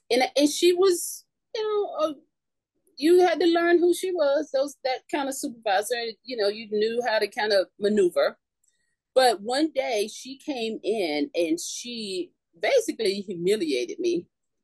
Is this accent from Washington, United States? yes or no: no; North Carolina, United States; moved away as an adult; now in Florida, United States; I'm originally from North Carolina, so I had an offer to come to Florida and work.